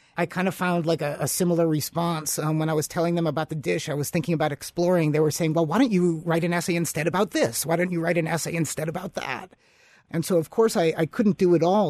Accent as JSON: {"language": "English", "town": "Chicago", "region": "Illinois", "country": "United States", "moved": "yes", "lives_now": "Upper Peninsula, Michigan, United States", "said": "I'm originally from Chicago"}